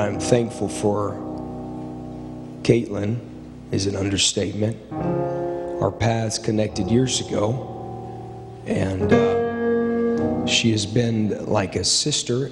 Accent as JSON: {"language": "English", "region": "Ohio", "country": "United States", "tie": "born or raised there", "said": "I grew up in Ohio"}